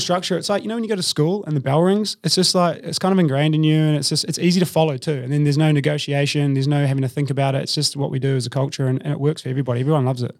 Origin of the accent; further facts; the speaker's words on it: New Zealand; moved away as an adult; also born or lived in Melbourne, Australia; now in Sydney, Australia; I'm from New Zealand originally, but I've lived in Australia for about twelve years now.